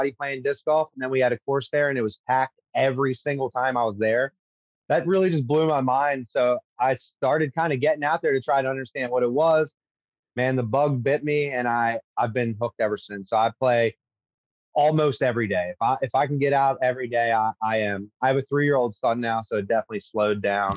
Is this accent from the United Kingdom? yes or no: no; Baltimore, Maryland, United States; Born and raised in Baltimore, Maryland